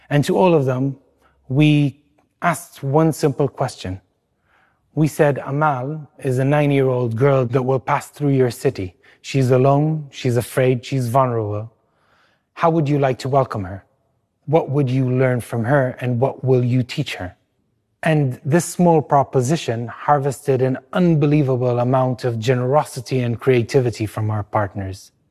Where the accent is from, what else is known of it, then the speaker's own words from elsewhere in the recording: East Jerusalem, Jerusalem, Palestine; born there; I was born in East Jerusalem, in a tough part of town between Beit Hanina neighborhood and the Shuafat refugee camp. I'm a mixed child. That means my mother is Jewish and my father is Palestinian.